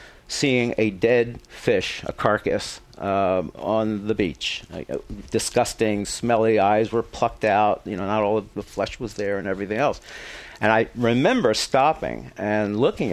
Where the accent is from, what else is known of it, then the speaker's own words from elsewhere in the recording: Philadelphia, Pennsylvania, United States; I grew up in Philadelphia